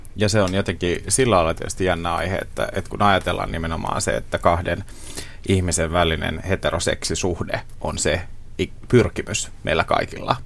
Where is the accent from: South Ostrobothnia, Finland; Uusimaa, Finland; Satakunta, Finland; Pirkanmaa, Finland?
South Ostrobothnia, Finland; Seinäjoki; moved away; oman vanhan kotikaupunkini Seinäjoen